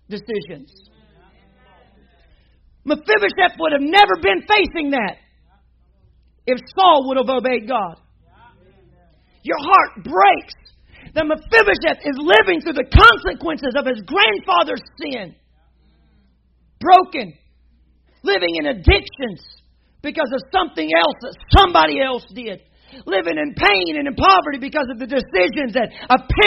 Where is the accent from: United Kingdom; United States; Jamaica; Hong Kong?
United States; Arkansas; I'm from Arkansas.